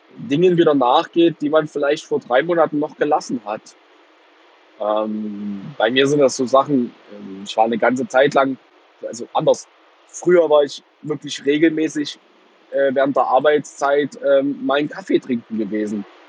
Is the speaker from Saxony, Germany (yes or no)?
yes; Plauen, Saxony, Germany; moved away as an adult; now in Heilbronn, Germany; ich bin gebürtiger Vogtländer, aber ich lebe hier seit zehn Jahren nicht mehr